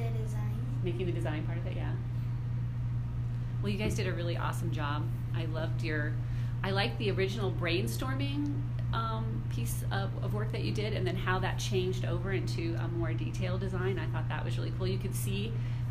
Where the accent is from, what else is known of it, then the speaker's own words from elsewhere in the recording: Midwest, United States; I'm from the Midwest too, so I know Ohio